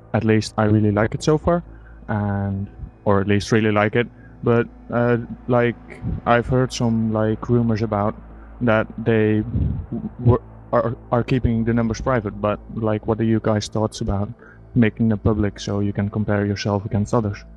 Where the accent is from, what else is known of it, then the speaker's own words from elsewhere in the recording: Netherlands; I'm from the Netherlands.